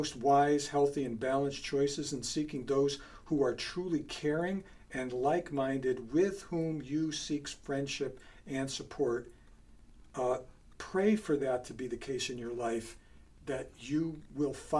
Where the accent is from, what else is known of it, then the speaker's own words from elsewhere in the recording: Bridgeport, Connecticut, United States; moved away; I grew up in Bridgeport, and I left Bridgeport in 1972